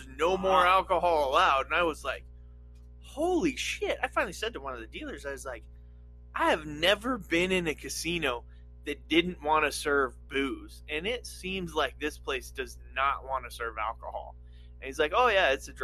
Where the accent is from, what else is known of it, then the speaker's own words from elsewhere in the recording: Nevada, United States; I grew up in Nevada